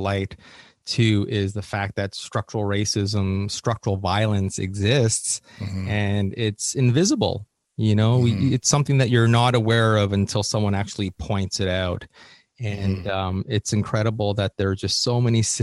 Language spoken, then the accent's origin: English; Canada; moved away as an adult; now in Los Angeles, United States; as a Canadian